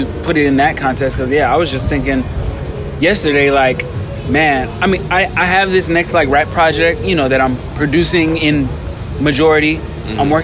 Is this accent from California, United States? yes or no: yes; Los Angeles, California, United States; growing up around Leimert Park